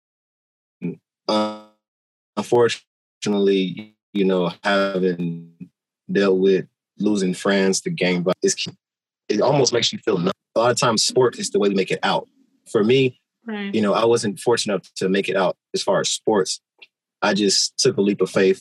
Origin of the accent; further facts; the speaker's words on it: Maywood, Illinois, United States; also born or lived in Chicago; I grew up in Chicago, but I was raised in Maywood